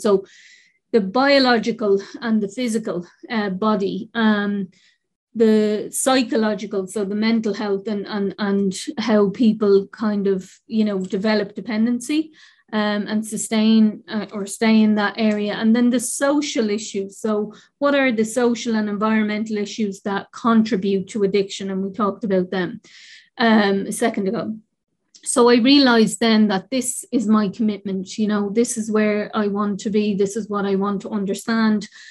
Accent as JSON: {"language": "English", "town": "Dublin", "region": "Leinster", "country": "Ireland", "tie": "born or raised there", "said": "I grew up in the North Inner City. I'm from the North Inner City and incredibly proud"}